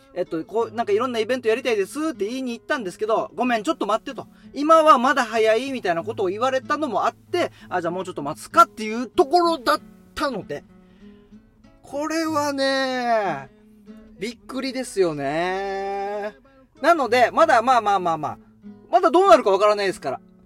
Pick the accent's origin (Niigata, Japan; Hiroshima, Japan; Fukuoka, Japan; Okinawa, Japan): Okinawa, Japan; Haebaru; 僕、ハ原町出身で、で、そのさらに地元がハ原町、与那覇というところで